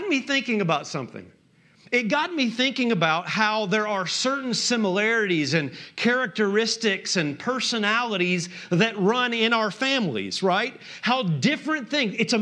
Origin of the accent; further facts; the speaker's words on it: just outside of Nashville, Tennessee, United States; accent: southern; moved away as an adult; now in Minnesota, United States; I grew up just outside of Nashville